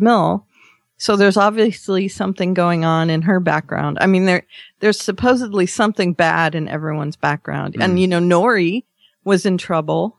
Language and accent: English; Australia; I did my Australian thanks for Canada.